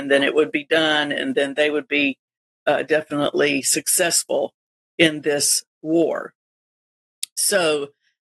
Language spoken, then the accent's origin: English; Florida, United States; we're from Florida